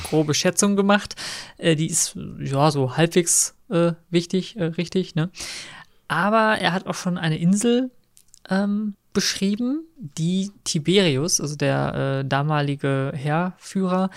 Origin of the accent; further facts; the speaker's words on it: Münster, North Rhine-Westphalia, Germany; wir kommen ja aus Münster